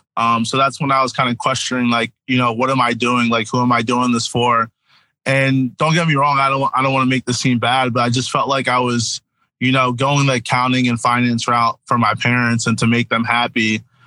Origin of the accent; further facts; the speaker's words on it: New Jersey, United States; also born or lived in Connecticut; I'm from New Jersey, South Jersey or SJ